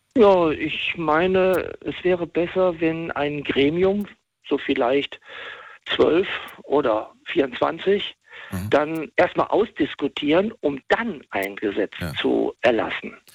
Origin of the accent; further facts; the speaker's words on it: West Germany, Germany; Ich bin im Westen, im Westen groß geworden